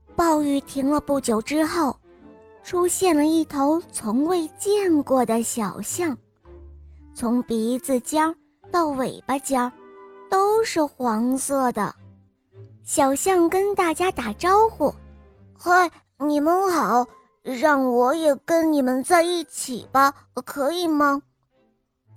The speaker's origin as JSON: {"language": "Chinese", "region": "Henan", "country": "China", "said": "我来自河南"}